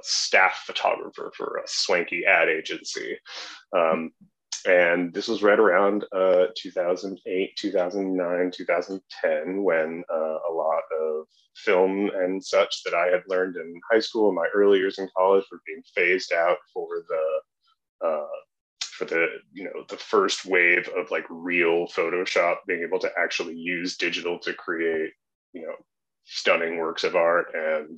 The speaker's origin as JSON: {"language": "English", "region": "southeastern Wisconsin", "country": "United States", "tie": "born or raised there", "also_born_or_lived": "Minneapolis", "moved": "as an adult", "lives_now": "Chicago, United States", "said": "I grew up in southeastern Wisconsin"}